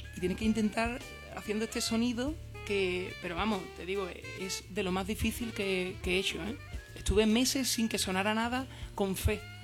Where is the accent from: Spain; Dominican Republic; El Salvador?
Spain; San Fernando, Andalusia; yo, por ejemplo, que soy de San Fernando